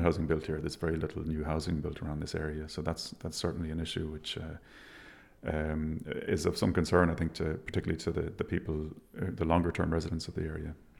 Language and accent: English; Galway, Connacht, Ireland; now in Dublin, Ireland; I grew up in Galway in a, a, village called Menlo